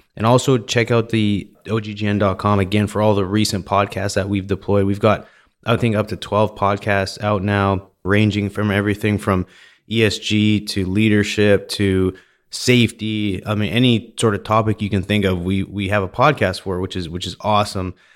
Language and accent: English; Vernon, British Columbia, Canada; I grew up in Vernon, in British Columbia